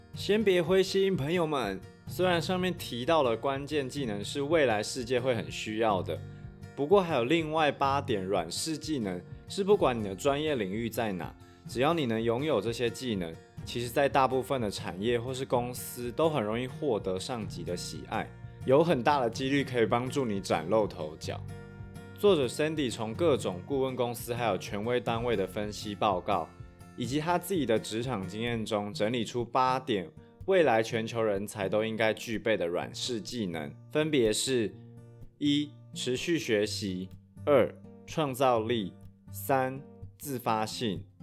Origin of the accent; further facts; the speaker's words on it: Taiwan; 像优势就是台湾人通常学习能力很快，而且较为刻苦耐劳。弱势的地方则是比较不擅长去包装自己，而且因为我们从小就是在儒家思想的体系长大